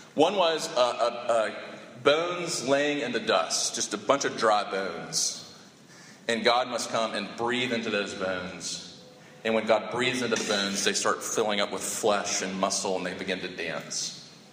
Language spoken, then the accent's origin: English; Sumter, South Carolina, United States; I grew up in Sumter